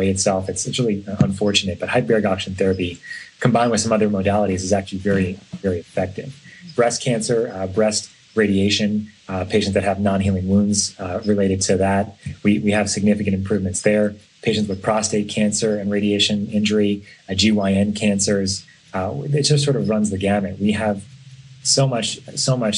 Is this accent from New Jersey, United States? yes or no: no; New York, United States; now in San Francisco, United States; I grew up in New York